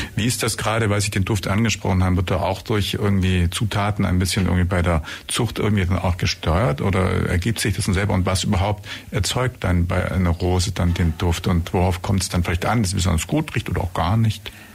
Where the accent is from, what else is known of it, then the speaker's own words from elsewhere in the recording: Germany; wir Deutsche